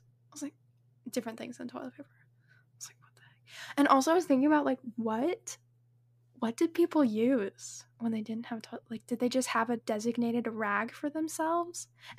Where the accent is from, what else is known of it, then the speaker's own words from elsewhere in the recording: Washington, United States; also born or lived in New Mexico; now in Texas, United States; I'm from Washington, where I met Whitley, and I was born in New Mexico.